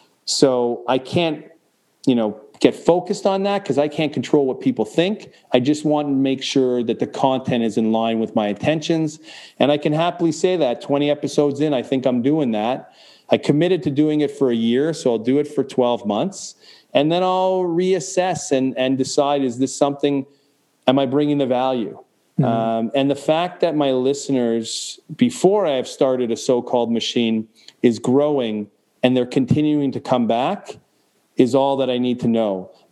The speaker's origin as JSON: {"language": "English", "country": "Canada", "said": "granted, I'm Canadian, so we don't walk around with these things"}